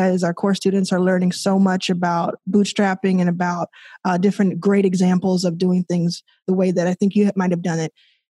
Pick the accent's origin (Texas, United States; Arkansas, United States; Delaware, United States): Texas, United States; Dallas; also born or lived in Jackson, Mississippi; I was raised in Dallas and born in Jackson, Mississippi